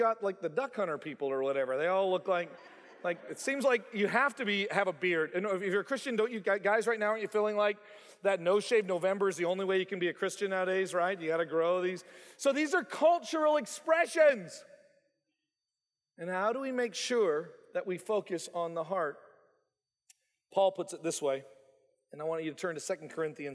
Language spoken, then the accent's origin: English; Canada; moved away as an adult; also born or lived in Bible Belt; growing up in Canada